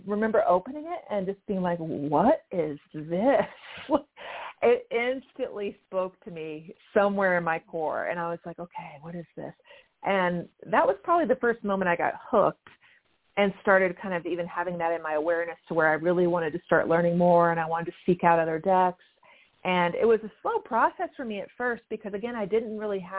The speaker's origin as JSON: {"language": "English", "region": "Louisiana", "country": "United States", "tie": "born or raised there", "said": "I grew up in mostly in Louisiana, and I went to college at Louisiana State University"}